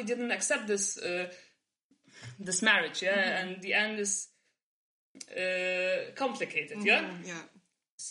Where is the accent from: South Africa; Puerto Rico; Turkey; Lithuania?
Lithuania; Vilnius, Vilnius County; moved away as an adult; also born or lived in Warsaw, Poland; now in Vilnius, Lithuania; I'm Polish, but I was born in Lithuania and like raised by this culture